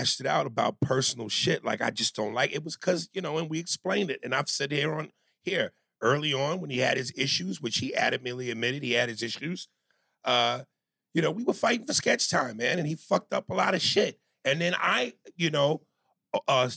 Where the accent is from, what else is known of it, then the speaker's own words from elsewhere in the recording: New York, United States; I'm from New York